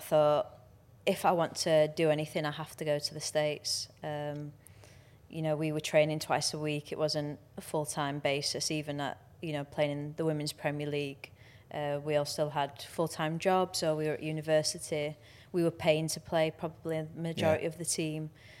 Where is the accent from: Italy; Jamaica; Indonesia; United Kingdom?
United Kingdom; England; You know, we're not naturally like that as English people, are we?